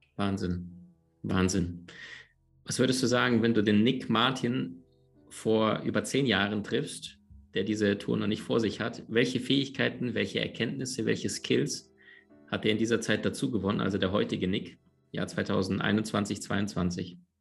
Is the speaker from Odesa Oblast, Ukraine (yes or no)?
no; Crimea, Ukraine; moved away; also born or lived in Siberia / Berlin / United States / Andalusia; aufgewachsen oder geboren in Sibirien, aufgewachsen dann ein paar tausend Kilometer weiter westlich auf der Halbinsel Krim.